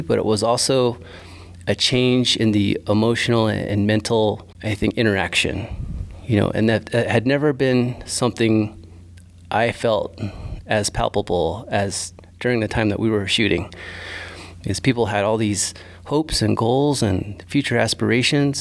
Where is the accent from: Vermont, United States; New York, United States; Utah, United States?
Utah, United States; Bears Ears; I'm Navajo and Hopi, and I'm from these communities. I'm from Bear's Ears